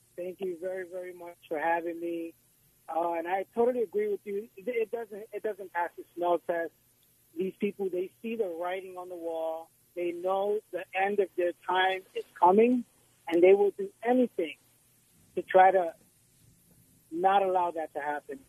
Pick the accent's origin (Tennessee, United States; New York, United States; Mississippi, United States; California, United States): New York, United States; New York City; also born or lived in Puerto Rico; now in Florida, United States; I was born in Puerto Rico, uh, raised in the Bronx